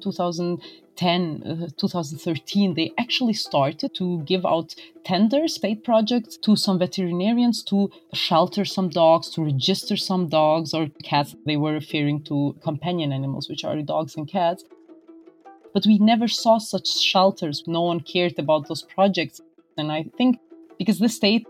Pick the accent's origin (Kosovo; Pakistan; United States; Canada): Kosovo; I'm from Kosovo. I live in Pristina